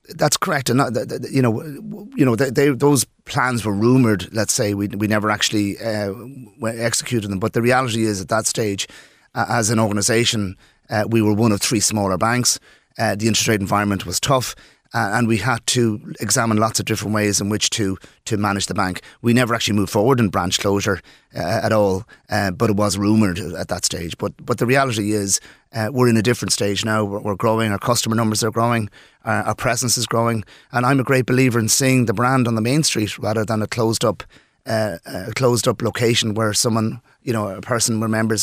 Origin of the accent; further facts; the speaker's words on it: Dublin, Leinster, Ireland; moved away as an adult; also born or lived in Poland; now in Birr, Ireland; I'm from Dublin, um, I lived in Dublin between Poland, et cetera, for most of my life